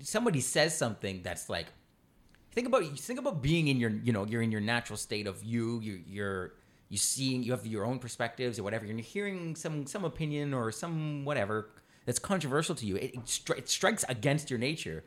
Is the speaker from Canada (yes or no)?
yes; Canada